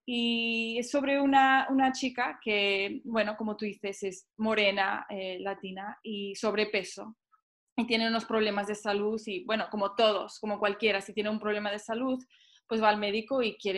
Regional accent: Mexico; soy mexicana, siempre tengo que hacer el papel de la mexicana, ¿sabes?

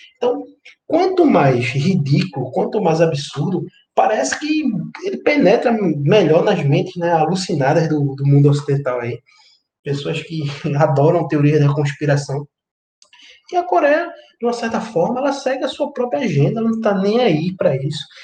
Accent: Northeast Region, Brazil; de volta para minha terra

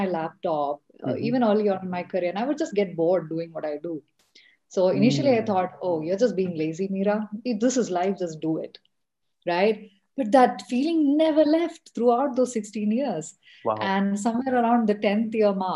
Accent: Kerala, India; moved away as an adult; also born or lived in Lucknow, India; I'm originally from Kerala, India. And I did my schooling, most of my education, including my engineering there.

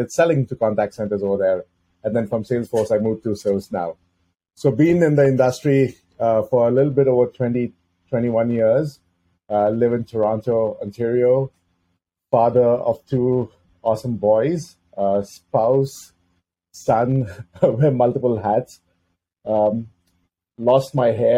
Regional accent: Mumbai, Maharashtra, India; moved away as an adult; now in North America; I grew up in Mumbai, India

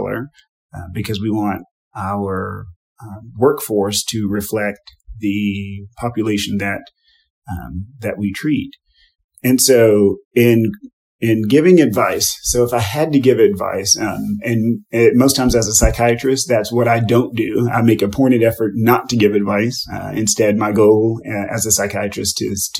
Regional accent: Texas, United States; as a Black man, as an American, as a Texan

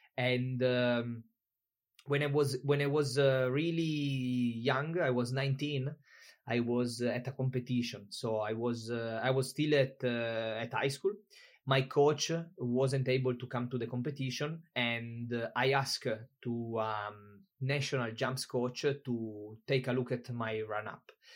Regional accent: Italy; moved away as an adult; also born or lived in Tenerife, Spain; I'm from Italy.

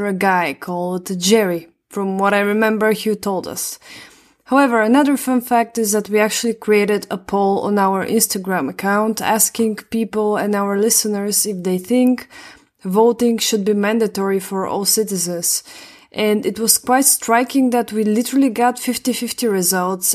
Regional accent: Bulgaria; I'm from Bulgaria

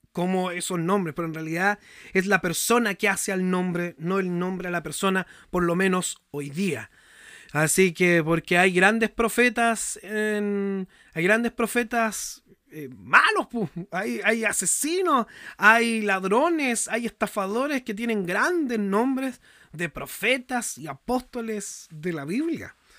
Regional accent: Chile; yo soy chileno.

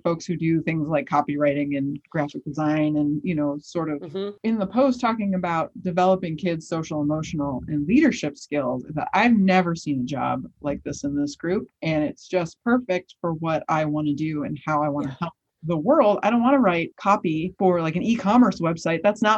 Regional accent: Chicago, Illinois, United States; as a child growing up in the South Side of Chicago in the late 80s and early 90s

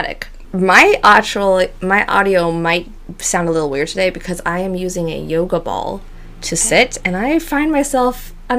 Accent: Monterey Bay area, Northern California, United States; moved away; also born or lived in Pacific Northwest; I feel like even though we were technically Northern California, we were right on the cusp of being, like, we were in the middle of California. Yeah. We were just north of, like, the exact middle

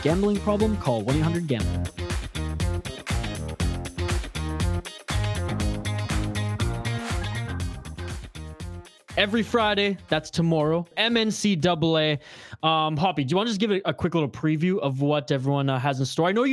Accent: Canada; I'm from Canada

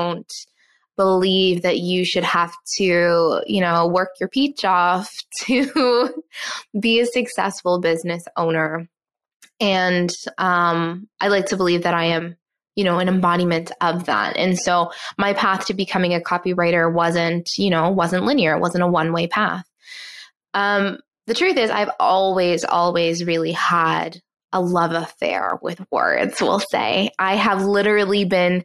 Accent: Newfoundland and Labrador, Canada; moved away; I was also born and raised in Newfoundland, which if you're not Canadian, it is an island on the east coast of Canada

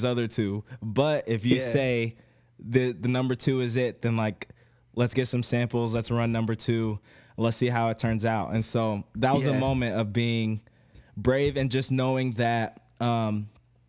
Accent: Oklahoma City, Oklahoma, United States; now in New York City, United States; I'm from Oklahoma City

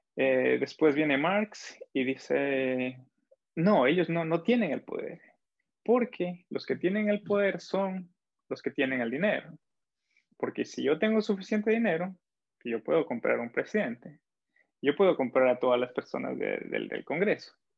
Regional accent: Ecuador; soy de Ecuador

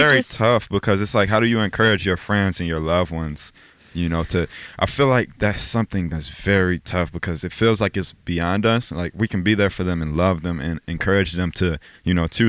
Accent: Chicago, Illinois, United States; He grew up in one of the areas that I spent a lot of time

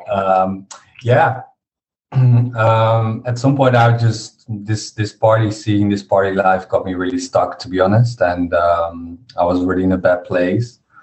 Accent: Harderwijk, Gelderland, Netherlands; I was back in in my uh, village in my hometown, Harderwijk

